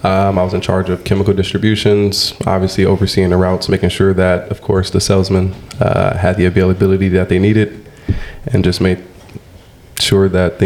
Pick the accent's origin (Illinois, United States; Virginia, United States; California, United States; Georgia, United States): California, United States; also born or lived in Cedar City, Utah; We grew up in California.